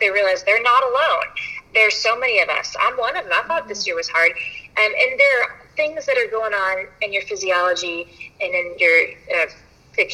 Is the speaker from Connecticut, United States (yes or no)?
no; Louisville, Kentucky, United States; moved away as an adult; also born or lived in Paducah, Kentucky; now in Lexington, United States; I am originally from Louisville, and my parents still live there